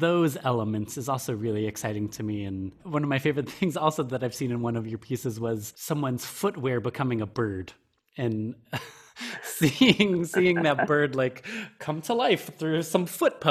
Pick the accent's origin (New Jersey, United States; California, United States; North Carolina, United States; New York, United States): New York, United States; Western; I grew up in a very rural place in Western New York